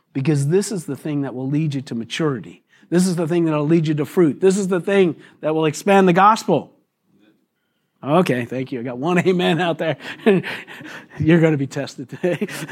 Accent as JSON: {"language": "English", "country": "United States", "said": "us weak American Christians"}